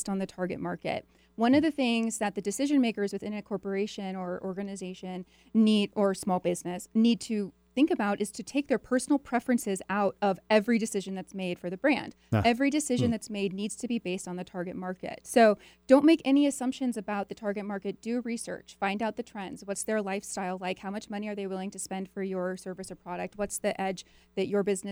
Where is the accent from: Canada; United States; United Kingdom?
United States; Edmonds, Washington; I grew up in Edmonds, so just up the road here